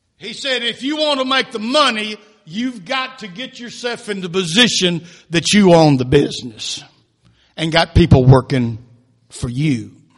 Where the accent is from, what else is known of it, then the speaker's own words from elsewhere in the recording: United States; we were born and raised in America